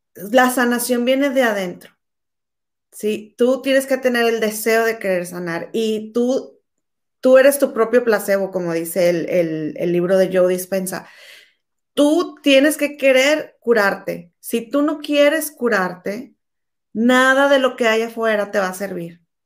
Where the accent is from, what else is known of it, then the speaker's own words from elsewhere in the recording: Mexico; somos mexicanas